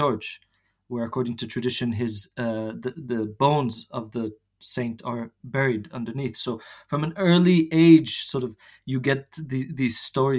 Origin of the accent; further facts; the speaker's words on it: Jerusalem, Jerusalem District, Israel; So indeed, yes, I was born and raised in Jerusalem, but neither of my parents are actually from the city.